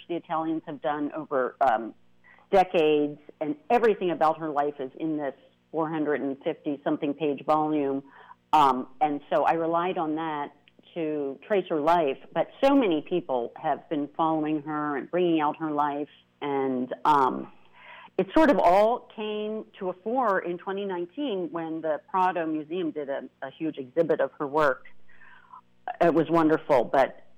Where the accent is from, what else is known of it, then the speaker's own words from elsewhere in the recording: United States; as an American to discover my roots